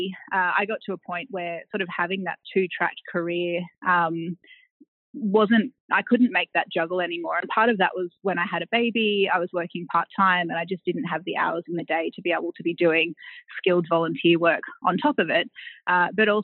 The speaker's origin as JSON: {"language": "English", "town": "Tweed Heads", "region": "New South Wales", "country": "Australia", "tie": "born or raised there", "also_born_or_lived": "Taree", "said": "I grew up on the Gold Coast, so a little town called Tweed Heads at the southern end of the Gold Coast."}